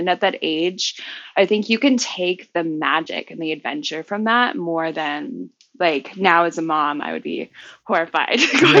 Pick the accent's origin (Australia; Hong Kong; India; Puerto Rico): Hong Kong; also born or lived in Florida; I was born in Florida, but moved to Hong Kong when I was about 4. And went to a public Cantonese school